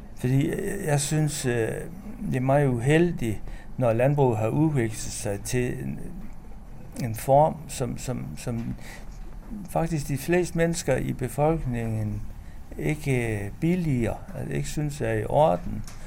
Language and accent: Danish; North Jutland, North Denmark Region, Denmark; området, hvor jeg kommer fra i Nordjylland